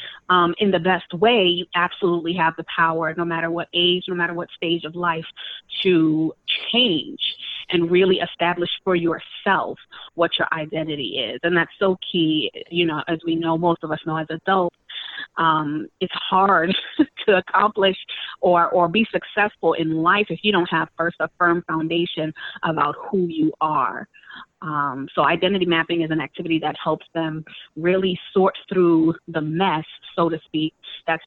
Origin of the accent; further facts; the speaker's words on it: New York City, New York, United States; They're wonderful places. I call them home. You know, those, that's my hometown.